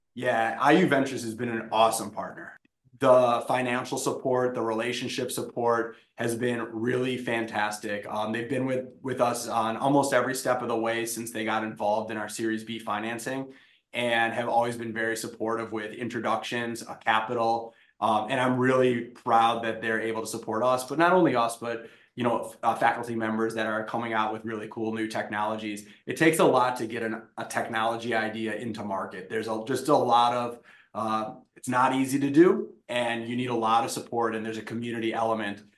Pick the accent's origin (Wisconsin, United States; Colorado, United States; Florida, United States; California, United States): Wisconsin, United States; moved away as an adult; I'm from Wisconsin.